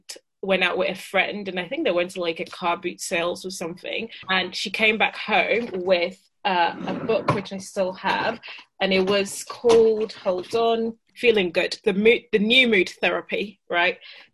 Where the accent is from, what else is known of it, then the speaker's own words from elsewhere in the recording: Italy; also born or lived in Ghana; now in United Kingdom; So yeah, 18, had moved between cultures. So I was living in Ghana, then moved to Italy. But my notion was that, you know, I was Italian because I was born in Italy. Mm-hmm. And, you know, most of my teenage years were spent in Italy.